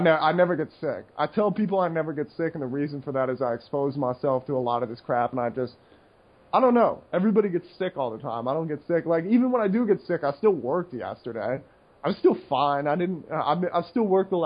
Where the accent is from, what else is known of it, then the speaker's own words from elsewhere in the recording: United States; as an American